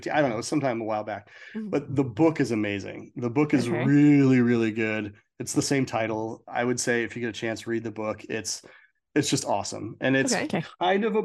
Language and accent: English; Minnesota, United States; I grew up in Minnesota